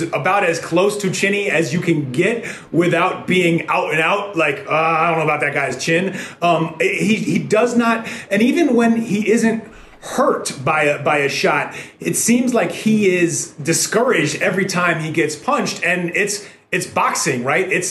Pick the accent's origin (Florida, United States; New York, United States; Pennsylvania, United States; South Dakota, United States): New York, United States; New York City; born or raised there